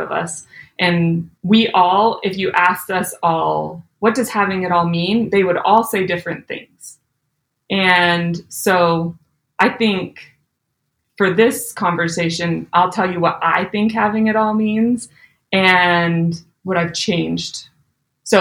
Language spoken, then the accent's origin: English; Alberta, Canada; moved away as an adult; also born or lived in Utah / Louisville, Kentucky; I was born and raised in Alberta, Canada